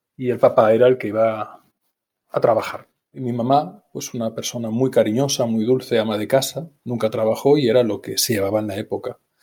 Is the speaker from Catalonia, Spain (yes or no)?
yes; Barcelona, Catalonia, Spain; yo nací en Barcelona, en el centro de la ciudad de Barcelona